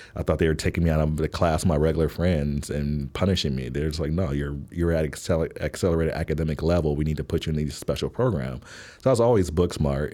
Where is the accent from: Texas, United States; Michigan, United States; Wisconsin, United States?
Wisconsin, United States; Milwaukee; moved away as an adult; also born or lived in Washington, D.C. / Baltimore / Fort Wayne, Indiana; now in Chicago, United States; I was born in Milwaukee, Wisconsin